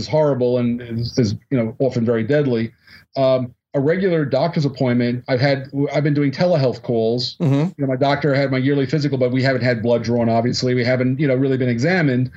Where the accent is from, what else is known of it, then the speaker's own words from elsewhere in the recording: United States; I'm an American